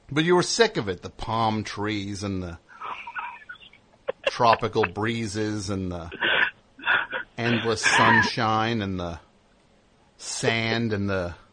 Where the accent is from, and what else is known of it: Honolulu, Hawaii, United States; also born or lived in Little Italy, New York; now in New York, United States